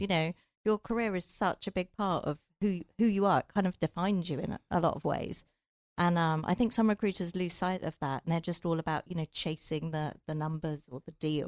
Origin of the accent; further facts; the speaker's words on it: England, United Kingdom; moved away as an adult; also born or lived in London / Silicon Valley; now in Southern California, United States; I'm from England